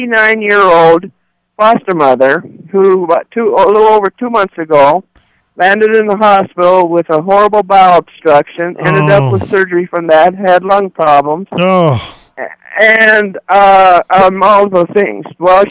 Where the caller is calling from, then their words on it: Capitan, New Mexico, United States; No, I am calling from Capitan, New Mexico.